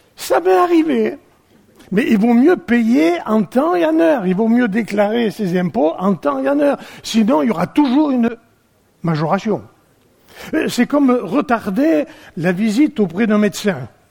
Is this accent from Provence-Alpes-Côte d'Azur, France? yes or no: yes; Provence-Alpes-Côte d'Azur, France; chez nous en Provence